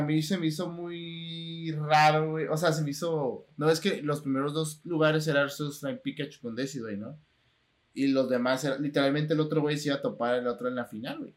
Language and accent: Spanish; Tijuana, Baja California, Mexico; cuando salgo de aquí de Tijuana, lo único que quiero también es regresar a Tijuana, porque pues es mi ciudad natal